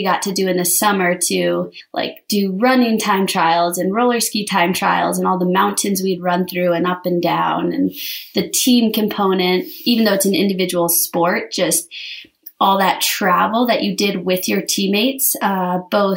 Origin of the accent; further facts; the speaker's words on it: Vail, Colorado, United States; I grew up in Vail